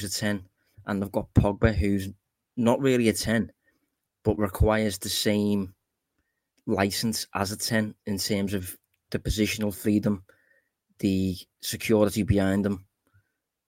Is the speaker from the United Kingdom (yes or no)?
yes; Liverpool, North West England, United Kingdom; I am obviously from Liverpool